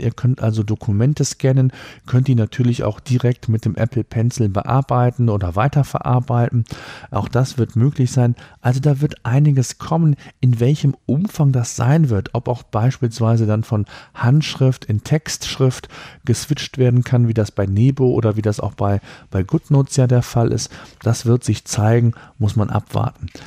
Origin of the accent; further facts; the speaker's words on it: Germany; hier bei uns in Deutschland